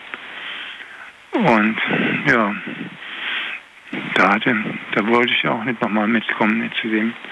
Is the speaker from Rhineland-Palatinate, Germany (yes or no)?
yes; Koblenz, Rhineland-Palatinate, Germany; komme aus Koblenz und äh, ich wohne, wohne, allerdings damals noch nicht in Koblenz, ich habe in Nachstetten gewohnt.